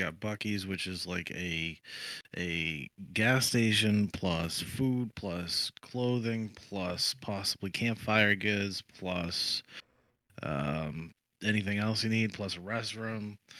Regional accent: Stoughton, Massachusetts, United States; now in Florida, United States; where I grew up back in Stoughton, Massachusetts, we had small bars and stuff

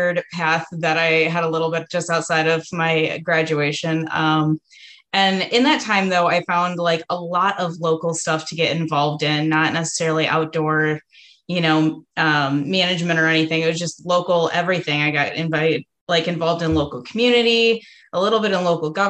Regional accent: Southeast Michigan, United States; moved away as an adult; now in Upper Peninsula, Michigan, United States; my hometown is in Southeast Michigan, where it's a little bit flat, a little bit cornfieldy.

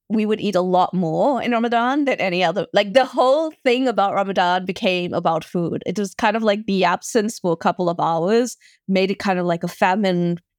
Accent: South Africa; So, for example, being South African, we have a big braai culture

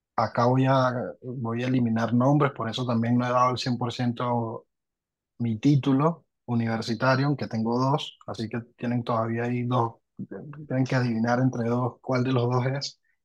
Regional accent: Venezuela; moved away as an adult; also born or lived in Argentina; now in Lima, Peru; soy venezolano, salí de, Venezuela hace, en enero ya son siete años

